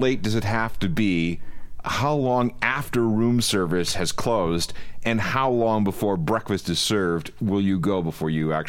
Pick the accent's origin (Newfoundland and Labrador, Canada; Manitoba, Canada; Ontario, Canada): Manitoba, Canada; Stonewall; born or raised there; moved away